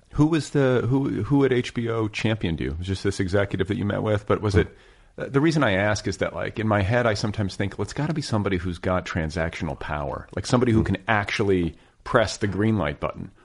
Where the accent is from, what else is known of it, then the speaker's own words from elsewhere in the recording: Indiana, United States; grew up in Indiana